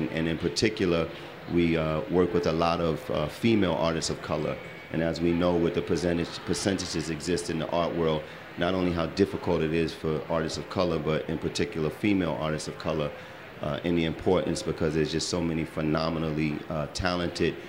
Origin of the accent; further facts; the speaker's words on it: Brooklyn, New York, United States; I was from Brooklyn, and the brownstone was what I was accustomed